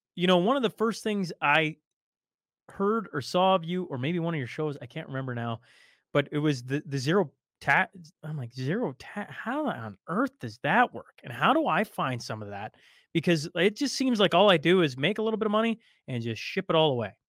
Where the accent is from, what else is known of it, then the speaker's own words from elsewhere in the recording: Canada; as a Canadian